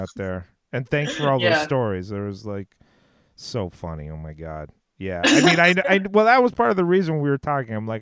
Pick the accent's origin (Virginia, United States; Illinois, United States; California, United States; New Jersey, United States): California, United States; moved away; I'm from California, so I go back there